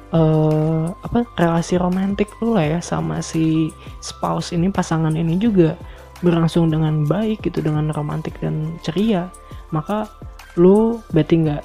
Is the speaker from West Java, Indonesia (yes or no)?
yes; Bandung, West Java, Indonesia; now in Solo, Indonesia; gue datang dari Bandung gue pindah ke Solo